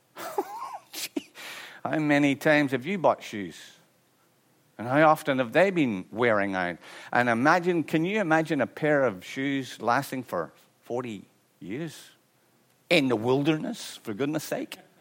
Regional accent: Ireland; I'm Irish

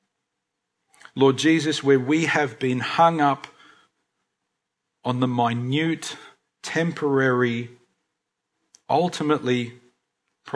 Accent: Australia; as Aussie Christians

